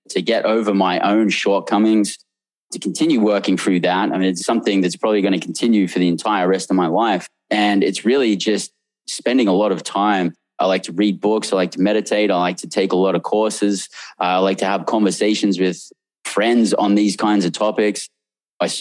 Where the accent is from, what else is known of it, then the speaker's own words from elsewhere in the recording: Australia; now in United States; I came from Australia where we had tons of slang in Australia